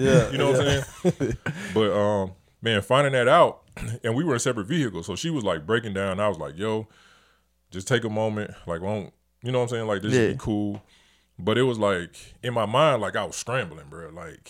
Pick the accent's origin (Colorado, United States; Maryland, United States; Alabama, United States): Alabama, United States; Montgomery; and I love my hometown. I love Montgomery, Alabama.